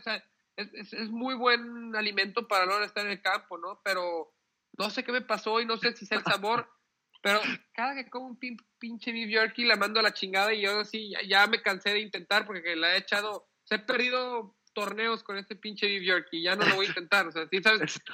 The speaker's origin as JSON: {"language": "Spanish", "country": "Mexico", "said": "somos mexicanos"}